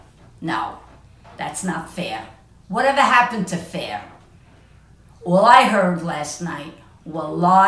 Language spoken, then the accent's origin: English; United States; As an American voter